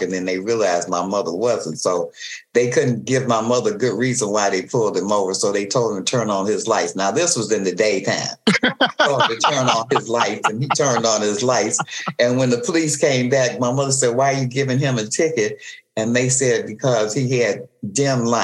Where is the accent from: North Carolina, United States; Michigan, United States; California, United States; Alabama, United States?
Michigan, United States; Detroit; we grew up in Detroit